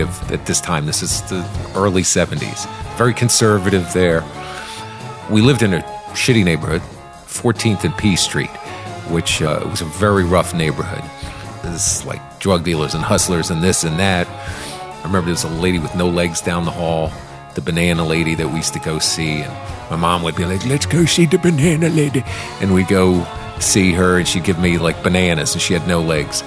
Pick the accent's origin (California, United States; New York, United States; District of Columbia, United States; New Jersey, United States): District of Columbia, United States; Washington; I grew up in Washington, D.C. in the 70s